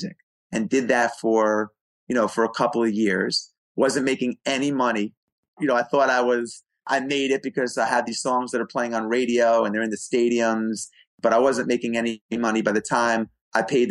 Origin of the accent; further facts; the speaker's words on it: New York City, New York, United States; I grew up in New York City